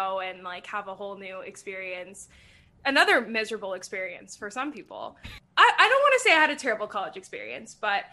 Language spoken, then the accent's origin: English; California, United States; I'm like, here, like California